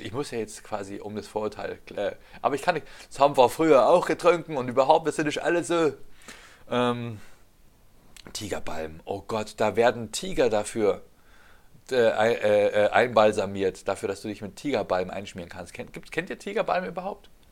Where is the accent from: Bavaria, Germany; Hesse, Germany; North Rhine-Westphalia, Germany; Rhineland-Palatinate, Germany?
Bavaria, Germany; Ingolstadt; meinen Heimatort Ingolstadt